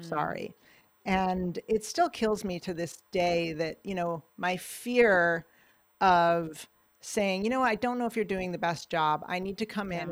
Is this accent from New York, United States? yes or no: yes; Ithaca, New York, United States; moved away; my hometown of Ithaca, New York